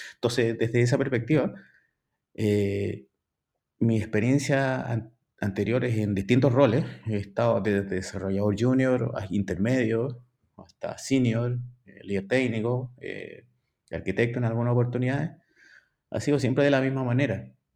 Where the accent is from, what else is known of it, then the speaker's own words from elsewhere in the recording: Valparaíso, Chile; soy chileno, ¿ya? tengo 48 años. Soy originario de Valparaíso